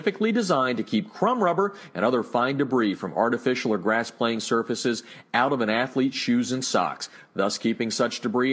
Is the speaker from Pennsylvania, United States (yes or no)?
yes; Pennsylvania, United States; also born or lived in New Jersey; we travel back to my hometown type of area.